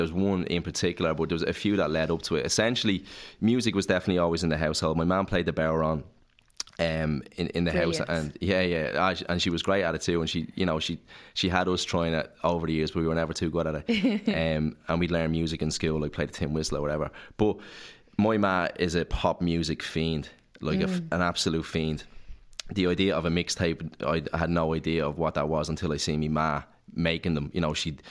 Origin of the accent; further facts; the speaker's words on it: Clondalkin, Leinster, Ireland; But on the housing estate that I grew up in Clondalkin, there was no one my age.